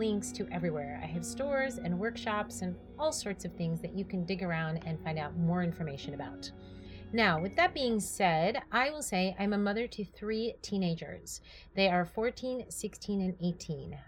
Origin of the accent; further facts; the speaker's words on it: New York, United States; moved away as an adult; also born or lived in California; now in Tustin, United States; I was born and raised in New York